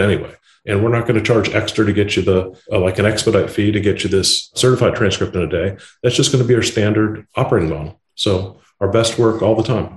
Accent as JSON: {"language": "English", "region": "Indiana", "country": "United States", "tie": "born or raised there", "said": "I was born and raised in Indiana, a flyover state."}